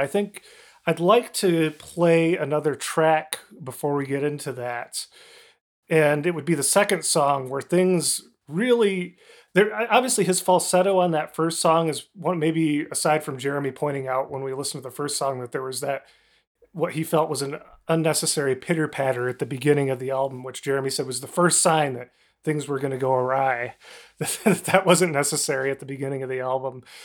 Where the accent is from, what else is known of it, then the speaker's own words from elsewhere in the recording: Kalamazoo, Michigan, United States; I'm from Kalamazoo, Michigan, and was forced to listen to classic rock stations